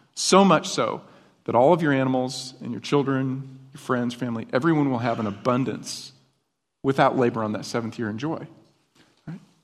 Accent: upstate New York, United States; now in Texas, United States; Where I grew up, in, in, uh, upstate New York

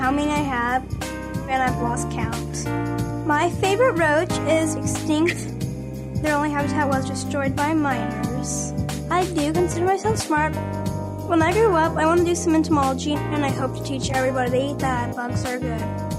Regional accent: Oklahoma, United States; I am from Clam, Oklahoma

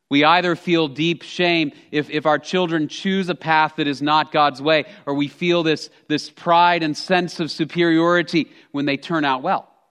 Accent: Texas, United States; I'm a native Texan. I grew up in Texas

